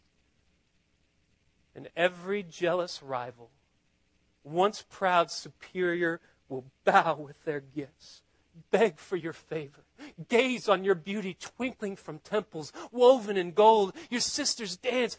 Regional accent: Austin, Texas, United States; I'm from Austin

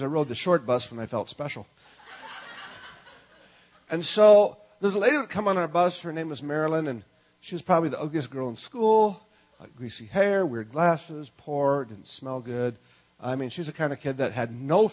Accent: Minnesota, United States; I'm from Minnesota

